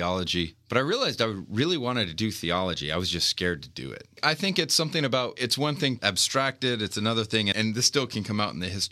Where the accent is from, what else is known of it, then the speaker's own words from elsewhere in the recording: Lodi, California, United States; moved away as an adult; I'm originally from Northern California, born and raised in Lodi